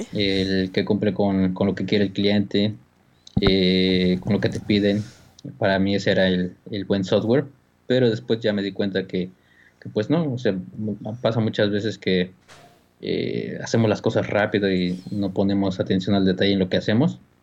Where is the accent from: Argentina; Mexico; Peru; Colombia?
Mexico; moved away as an adult; now in California, United States; como mexicanos